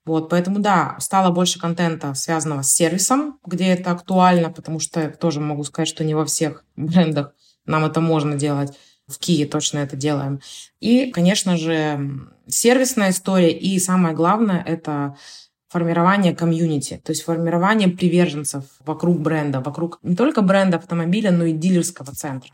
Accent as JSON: {"language": "Russian", "town": "Omsk", "region": "Omsk Oblast", "country": "Russia", "tie": "born or raised there", "moved": "yes", "lives_now": "Saint Petersburg, Russia", "said": "я сама родом из Омска, а я нахожусь в Санкт-Петербурге"}